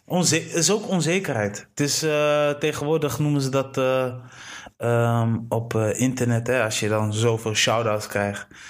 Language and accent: Dutch; Delfzijl, Groningen, Netherlands; ik ben geboren in Delfzijl